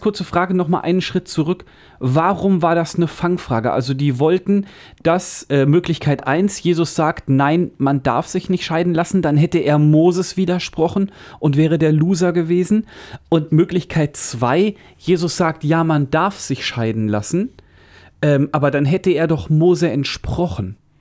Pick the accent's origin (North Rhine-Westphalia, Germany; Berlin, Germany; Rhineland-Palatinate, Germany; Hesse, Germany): Hesse, Germany; Central; bei uns in Mittelhessen